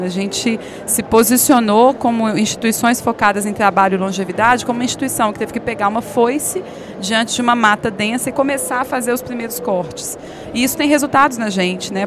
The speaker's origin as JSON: {"language": "Portuguese", "town": "Belo Horizonte", "region": "Minas Gerais", "country": "Brazil", "also_born_or_lived": "São Paulo", "moved": "as an adult", "said": "Eu sou de Belo Horizonte, com muita alegria, embora eu tenha morado em São Paulo por sete anos"}